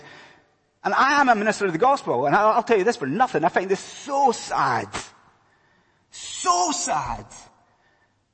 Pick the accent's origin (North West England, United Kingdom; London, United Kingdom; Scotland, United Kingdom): Scotland, United Kingdom; moved away; my accent's probably giving it away, but I am not from around these parts. I'm from a land far away called Scotland